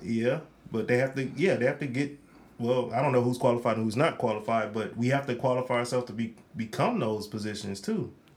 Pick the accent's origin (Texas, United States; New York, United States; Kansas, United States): New York, United States; Rochester; I'm from Rochester, New York.